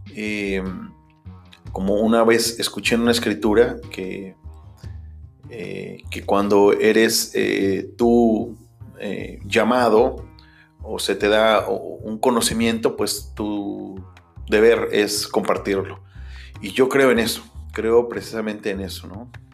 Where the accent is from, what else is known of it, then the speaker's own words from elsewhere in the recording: Mexico; first language Spanish; moved away as an adult; nací en México, soy mexicano. Eh, viví casi hasta los 30 años en México.